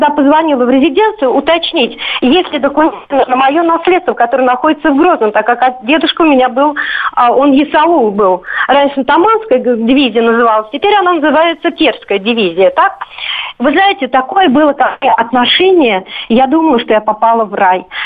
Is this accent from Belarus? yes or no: no; Moscow, Russia; Я из Москвы. А, дело в том, что у меня отец родился в Грозном. Мой родной дедушка а, чеченец, но православный. Он казак. Мой родной дядя, он чеченец, но мусульманин.